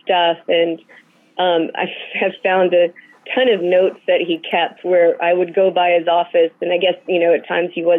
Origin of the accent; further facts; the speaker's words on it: Dallas, Texas, United States; now in Atlanta, United States; I grew up in Dallas, Texas